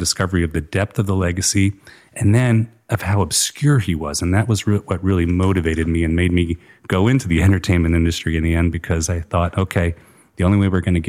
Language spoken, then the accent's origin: English; Atlanta, Georgia, United States; moved away as an adult; also born or lived in Virginia / Israel; grew up in the oblivion of the suburbs of Atlanta, Georgia, and it was really wonderful